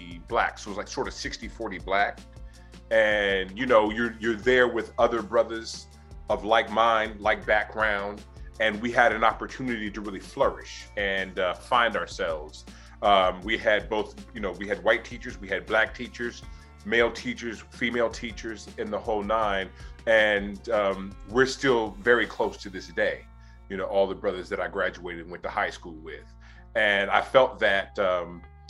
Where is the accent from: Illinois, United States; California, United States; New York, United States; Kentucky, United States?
California, United States; Oakland; also born or lived in Berkeley, California; growing up in Oakland, my mother was a public health nurse